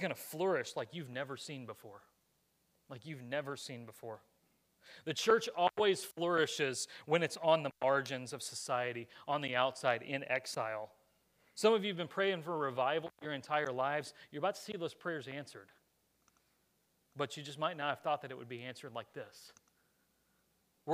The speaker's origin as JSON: {"language": "English", "country": "United States", "tie": "born or raised there", "said": "this nation is where I was born, and Lord willing, where I get to raise my kids"}